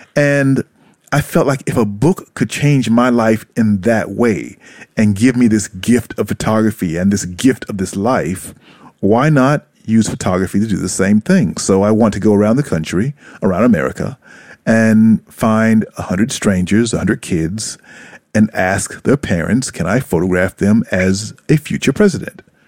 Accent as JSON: {"language": "English", "region": "South Carolina", "country": "United States", "tie": "born or raised there", "also_born_or_lived": "Brooklyn, New York / Atlanta / New York City", "moved": "as an adult", "lives_now": "Japan", "said": "when I was growing up in South Carolina"}